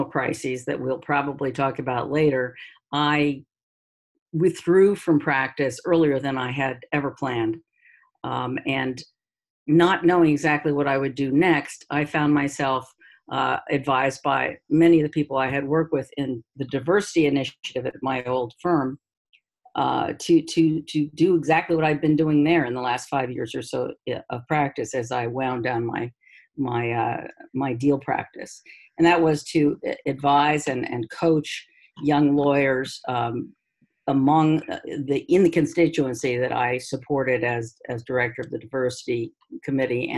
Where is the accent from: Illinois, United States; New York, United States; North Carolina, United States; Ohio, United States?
New York, United States; New York City; moved away as an adult; now in Cambridge, United States; I'm from New York City